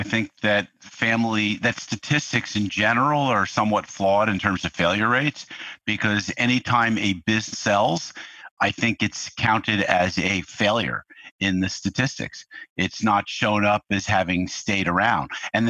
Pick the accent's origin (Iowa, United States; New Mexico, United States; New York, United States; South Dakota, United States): New York, United States; now in California, United States; And so that set me off to California. I came from New York here. I finished up college out here.